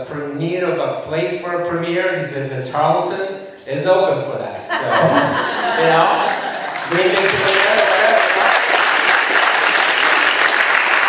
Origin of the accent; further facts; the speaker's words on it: Spain; now in United States; I'm from Spain, I'm a chorizo type guy